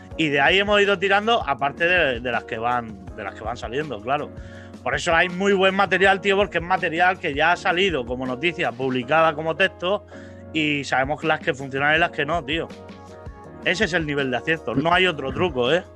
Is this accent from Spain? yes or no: yes; Vega Baja, Valencian Community, Spain; ser de la Vega Baja es, como, como no ser de ningún sitio